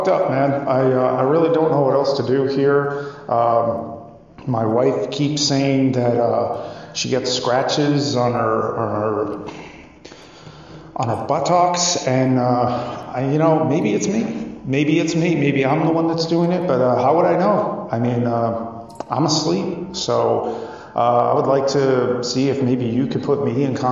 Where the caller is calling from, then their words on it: Wisconsin, United States; I'm calling you from Wisconsin